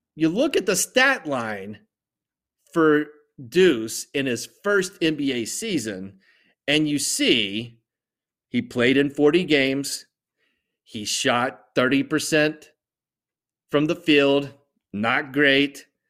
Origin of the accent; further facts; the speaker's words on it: West Virginia, United States; I'm from West Virginia